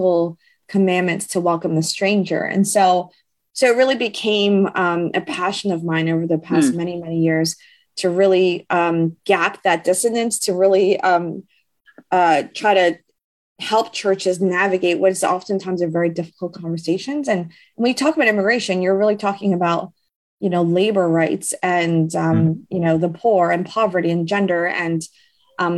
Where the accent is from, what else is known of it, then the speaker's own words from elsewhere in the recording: United States; I was born in the United States